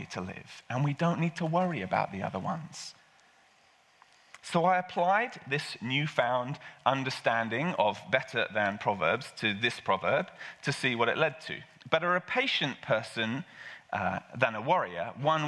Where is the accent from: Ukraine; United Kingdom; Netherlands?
United Kingdom; England; I'm English